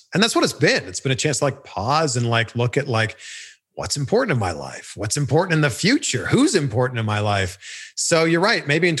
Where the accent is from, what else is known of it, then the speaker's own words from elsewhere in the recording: Pickering, Ontario, Canada; I grew up just outside of Toronto. I grew up in a city called Pickering, Ontario.